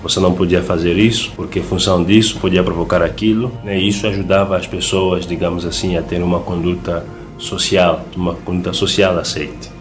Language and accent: Portuguese; Angola; Sou, sou angolano, casado há dois anos